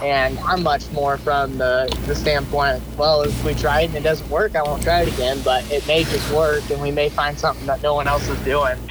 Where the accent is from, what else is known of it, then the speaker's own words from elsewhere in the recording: Northeast Missouri, United States; I grew up in Northeast Missouri. I've lived where I go to college in my hometown. Okay. Um, so I've always lived here in Northeast Missouri